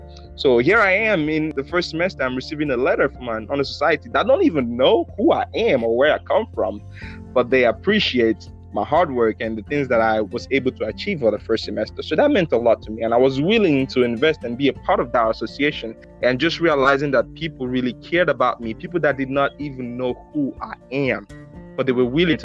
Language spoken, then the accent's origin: English; Benin; now in Mississippi, United States; I'm from Benin Republic in West Africa